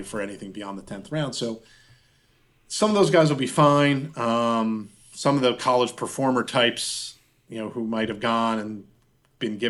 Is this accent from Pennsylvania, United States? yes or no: yes; Pittsburgh, Pennsylvania, United States; my hometown here in Pittsburgh